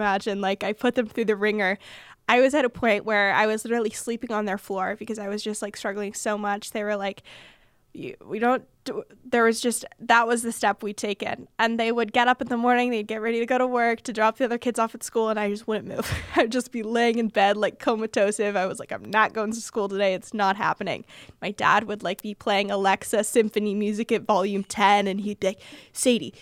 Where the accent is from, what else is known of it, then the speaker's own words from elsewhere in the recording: Bay Area, California, United States; I am from the Bay Area